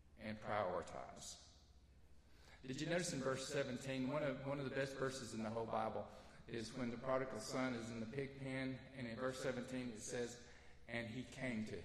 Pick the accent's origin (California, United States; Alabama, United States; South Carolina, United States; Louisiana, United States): Alabama, United States; North; I'm from North Alabama